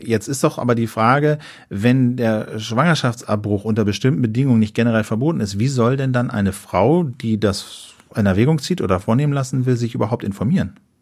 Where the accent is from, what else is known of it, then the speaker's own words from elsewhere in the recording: Germany; so als Deutsche